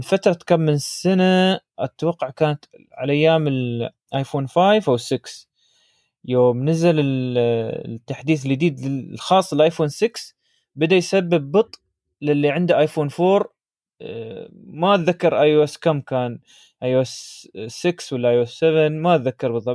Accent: United Arab Emirates; عندنا في الإمارات

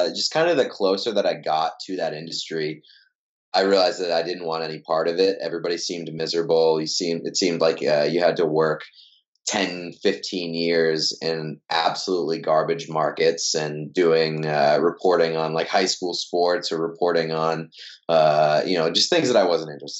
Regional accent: Waltham, Massachusetts, United States; I grew up in Waltham, Massachusetts, and then I went to Endicott College in Beverly, Massachusetts

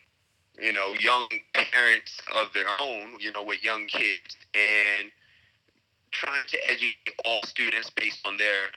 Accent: Long Island, New York, United States; moved away as an adult; also born or lived in Brooklyn, New York / Chicago; now in Abu Dhabi, United Arab Emirates; I was raised in Long Island

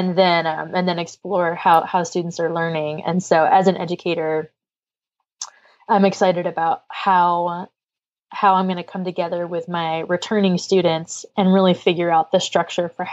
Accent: the Berkshires, New England, Massachusetts, United States; now in Louisiana, United States; I am a girl from New England, I would love to go see a TEDx Berkshires event just because it's my hometown

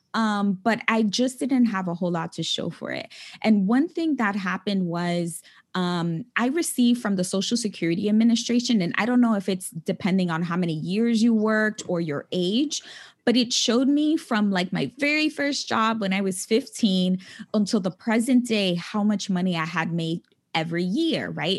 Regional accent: New York City, New York, United States; moved away as an adult; also born or lived in California; now in New York City, United States; I was born and raised in the Bronx

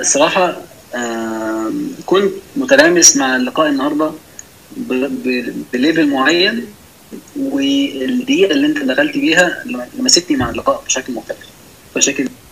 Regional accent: Egypt

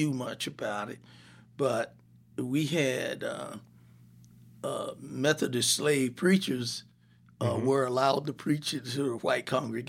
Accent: Savannah, Georgia, United States; born there; No, I was born in Savannah, Georgia.

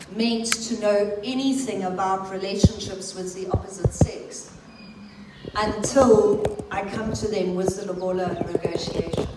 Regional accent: England, United Kingdom; as an English person

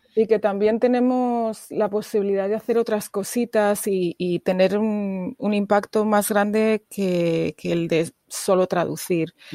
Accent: Burgos, Castile and León, Spain; moved away as an adult; also born or lived in England / Puerto Rico; now in United States; Soy del norte, eh, Burgos se llama mi, ciudad, eh, una ciudad pequeña, al norte, como a tres horas de Madrid.

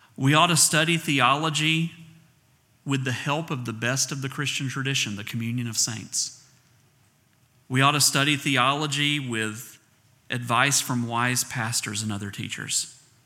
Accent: the South, United States; accent: southern; I'm from the South, so it sounds like A I R

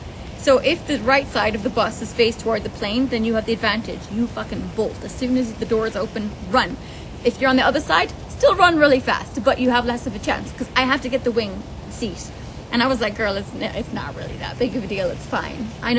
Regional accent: Ireland; moved away; I grew up in Ireland when Ryanair was at its peak.

